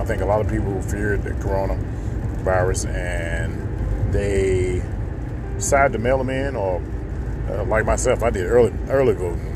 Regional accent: the South, United States; even I grew up in the South

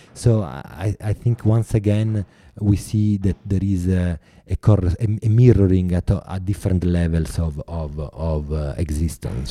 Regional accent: Italy; accent: Italian; English is a second language

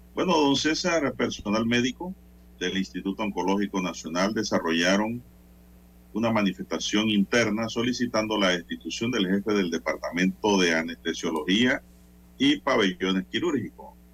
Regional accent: Panama; como panameños

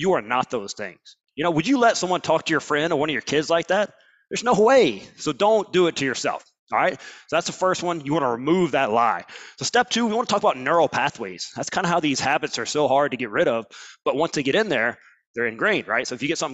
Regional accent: Alabama, United States; I'm from Alabama

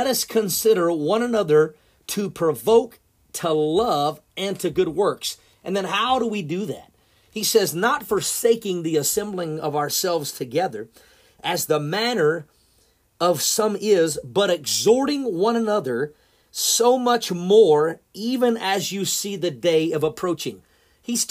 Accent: Oklahoma, United States; moved away as an adult; now in Missouri, United States; I grew up in Oklahoma all of my life. I lived there my whole entire life until I got married and moved to Missouri

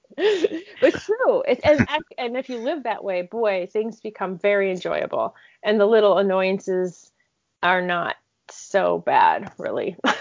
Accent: Michigan, United States; I grew up in Michigan in a home where my father was a medical examiner

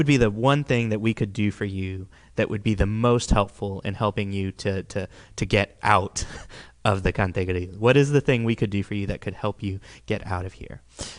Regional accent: Uruguay; born there; parents, they were missionaries in the country of Uruguay in South America, which is where I was born. I was born in Uruguay.

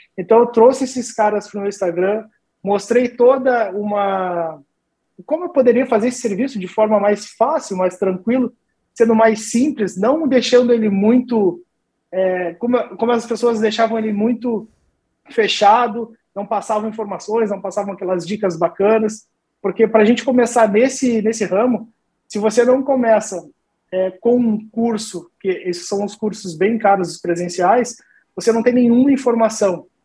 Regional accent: Rio Grande, Rio Grande do Sul, Brazil; moved away; eu sou do Rio Grande do Sul, né, interior do Rio Grande do Sul, da cidade de Rio Grande

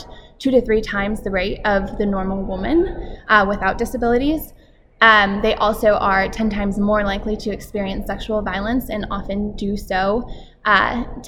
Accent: Washington, District of Columbia, United States; I am from Washington, D.C. in the United States, and I work for Women Enabled International

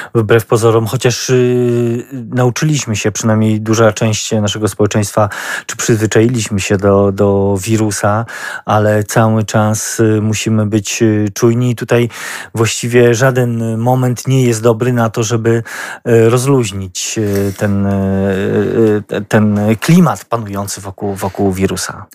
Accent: Lublin Voivodeship, Poland; my my, y, mieszkańcy, y, jakoś się wyróżniamy na tle y, kraju, że tutaj u nas na Lubelszczyźnie

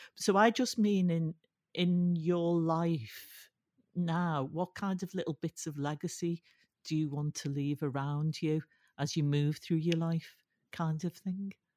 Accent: Liverpool, North West England, United Kingdom; I was brought up in Liverpool

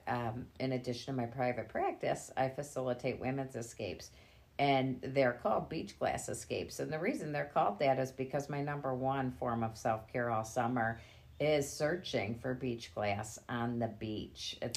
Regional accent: Grosse Pointe Woods, Michigan, United States; I was raised in Grosse Pointe Woods.

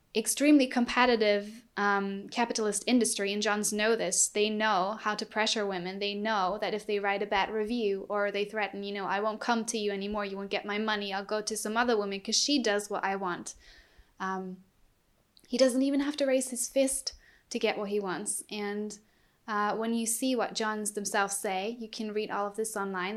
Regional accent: Germany; I'm from Germany.

